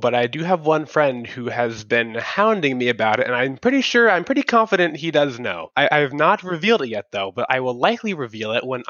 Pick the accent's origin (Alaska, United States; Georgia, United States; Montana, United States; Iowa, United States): Georgia, United States; Atlanta; Atlanta in the Peach State.